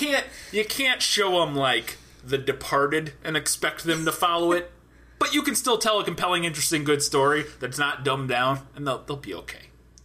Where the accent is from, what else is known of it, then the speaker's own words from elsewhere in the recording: St. Louis, Missouri, United States; moved away; we're originally from St. Louis